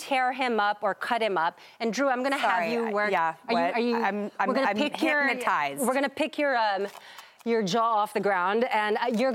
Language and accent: English; Philippines; I'm Filipino